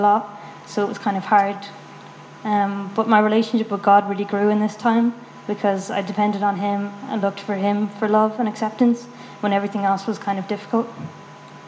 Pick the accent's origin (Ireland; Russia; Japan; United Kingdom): Ireland; Galway, Connacht; moved away as an adult; now in Dublin, Ireland; I'm originally from Galway, but I've been in Dublin for 1 year